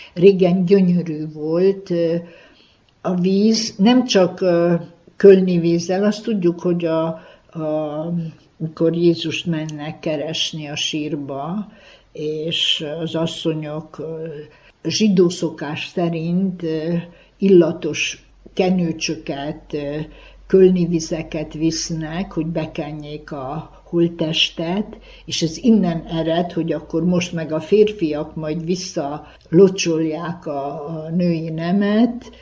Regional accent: Délvidék, Vojvodina, Serbia; itt a szülőföldem, szülőfalumba

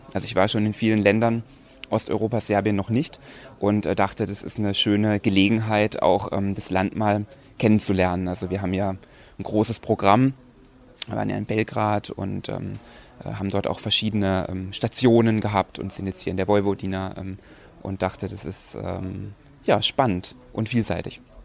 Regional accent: Rastatt, Baden-Württemberg, Germany; moved away as an adult; also born or lived in Heidelberg; now in Ulm, Germany; ich komme ursprünglich auch aus Baden-Württemberg, aus Rastatt.

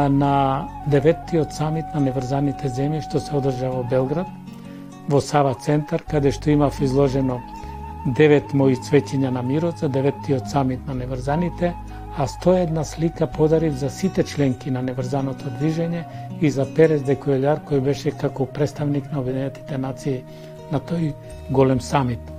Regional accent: Demir Hisar, North Macedonia; also born or lived in Bitola / Belgrade; now in Skopje, North Macedonia; се дојдов и во мојот роден крај да се одолжам, три години во служба за индивидуално земјоделство во Демир Хисар.

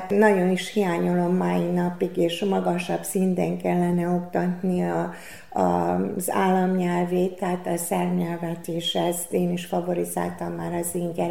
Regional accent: Senta, Vojvodina, Serbia; moved away as an adult; also born or lived in Szeged, Hungary; az Szentán végezze, magyar, magyar nyelven végeztem.

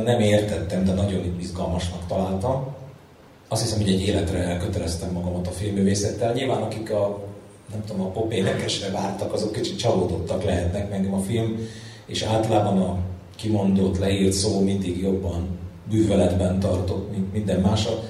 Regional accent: Budapest, Hungary; Egy telektéri alapbérletbe születtem, ö, Budapest, ö, egyik, ö, mondjuk így legizgalmasabb kerületében, a nyolcadik kerületben

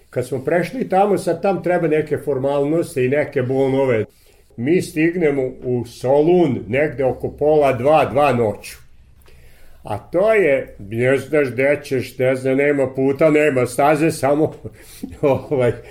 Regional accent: Vojvodina, Serbia; kažemo mi smo iz Vojvodine

